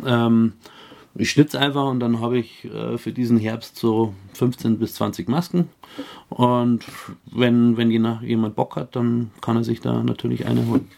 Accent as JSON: {"language": "German", "town": "Bayerisch Gmain", "region": "Bavaria", "country": "Germany", "also_born_or_lived": "Bischofswiesen", "said": "kommen wir aus Bayerisch Gemein"}